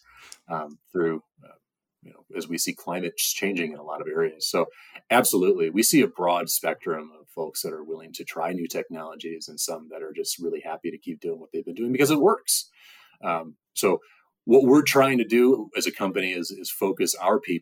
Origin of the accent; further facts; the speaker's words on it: Indiana, United States; So I come from Indiana